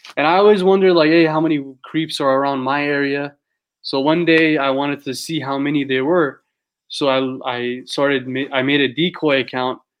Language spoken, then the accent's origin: English; San Diego, California, United States; I'm from San Diego